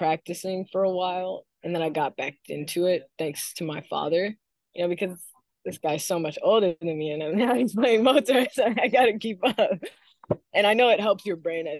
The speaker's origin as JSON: {"language": "English", "town": "Alexandria", "region": "Virginia", "country": "United States", "tie": "born or raised there", "said": "I was born and raised in Alexandria, Virginia"}